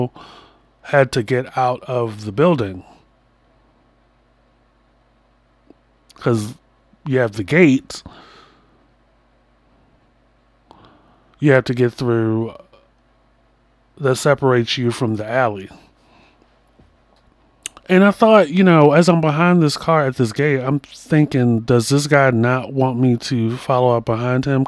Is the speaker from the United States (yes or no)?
yes; Baltimore, Maryland, United States; I'm from Baltimore